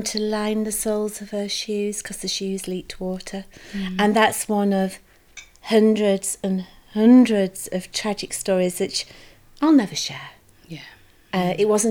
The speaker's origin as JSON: {"language": "English", "region": "Yorkshire and the Humber", "country": "United Kingdom", "said": "my pride in being a Yorkshire lass"}